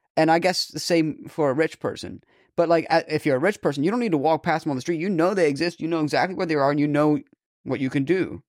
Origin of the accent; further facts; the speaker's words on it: Boston, Massachusetts, United States; I'm from, like, Boston, Massachusetts, you know, the New England states